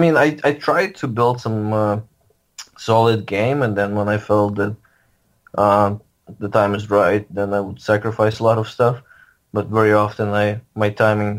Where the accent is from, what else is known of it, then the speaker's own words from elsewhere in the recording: Lviv, Lviv Oblast, Ukraine; now in St. Louis, United States; I grew up in Lviv, Ukraine.